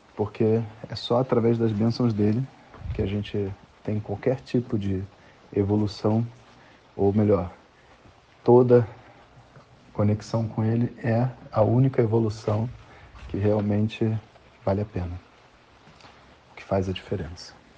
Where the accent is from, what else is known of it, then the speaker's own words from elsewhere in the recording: Brazil; A gente é brasileiro